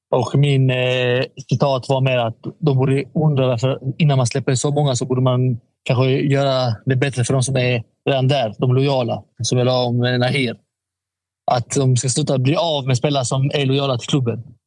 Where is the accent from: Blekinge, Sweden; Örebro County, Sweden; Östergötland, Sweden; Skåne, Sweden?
Skåne, Sweden; Malmö; also born or lived in Stockholm; jag är från Malmö. Jag har alltid varit i Malmö